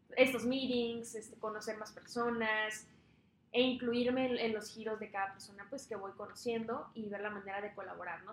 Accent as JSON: {"language": "Spanish", "town": "Tijuana", "region": "Baja California", "country": "Mexico", "tie": "born or raised there", "said": "yo soy eh, originalmente tijuanense, eh, toda mi familia es de Sonora, yo soy la mm. única nacida aquí en Tijuana. Este, pero me gusta demasiado, tanto haber crecido aquí en Tijuana"}